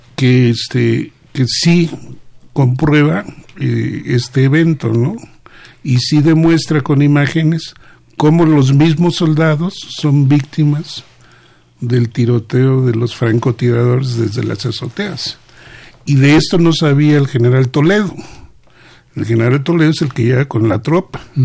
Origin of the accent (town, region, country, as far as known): Mexico